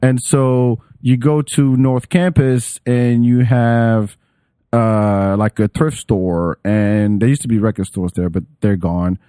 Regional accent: Paris, Île-de-France, France; English is a second language; moved away; I grew up in Paris

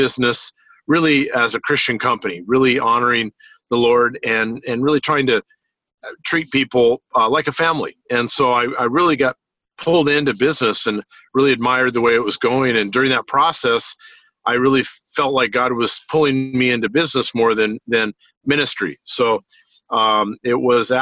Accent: Orange, California, United States; also born or lived in Los Angeles, California; I was born in Los Angeles, California, and grew up in the city of Orange, California

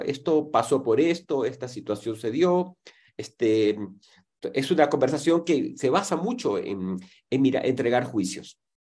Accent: Ecuador; en mi país, en Ecuador

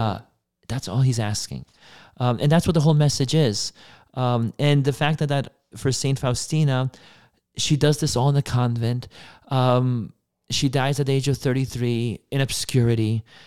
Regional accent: Poland; moved away; I was born in Poland in nineteen ninety.

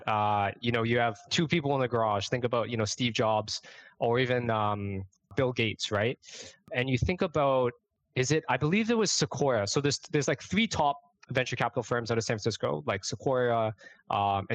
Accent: Toronto, Ontario, Canada; moved away as an adult; also born or lived in Brooklyn, New York; now in New York City, United States; I'm born and raised in Toronto, Canada

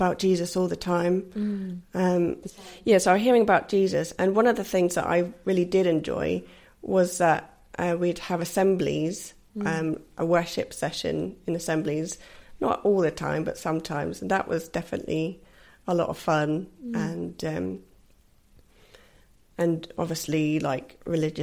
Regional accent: Basingstoke, South East England, United Kingdom; also born or lived in Scotland; We grew up in Basingstoke. Mm. My family's originally from Scotland, but we moved for my dad's job

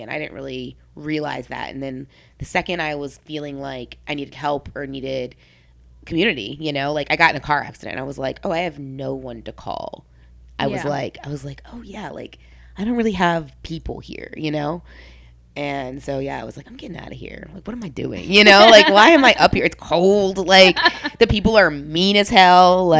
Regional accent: New Orleans, Louisiana, United States; And then my dad is third generation, so I'm fourth generation in New Orleans, and specifically Gentilly

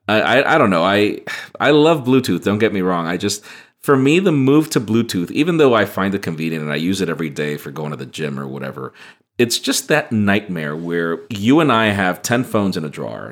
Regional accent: Honduras; moved away; I'm originally from Honduras

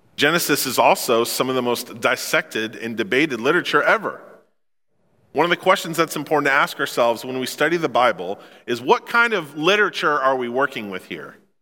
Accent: Memphis, Missouri, United States; I come from Memphis, Missouri

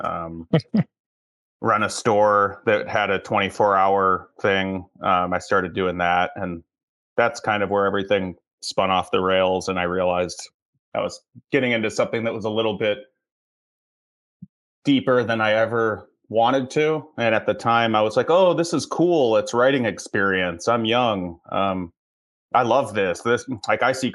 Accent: Chicago, Illinois, United States; moved away as an adult; now in Los Angeles, United States; I grew up in Chicago.

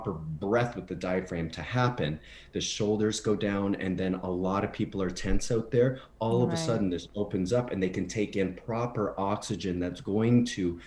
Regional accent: near Windsor, Ontario, Canada; also born or lived in Broadway, New York / Los Angeles; now in Palm Springs, United States; in the small town that I grew up in near Windsor, Ontario

